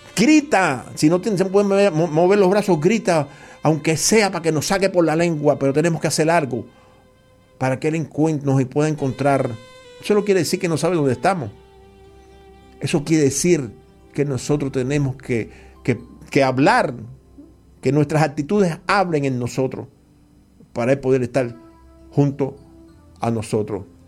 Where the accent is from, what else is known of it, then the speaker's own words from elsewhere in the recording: Cuba; yo no soy cubano mesiánico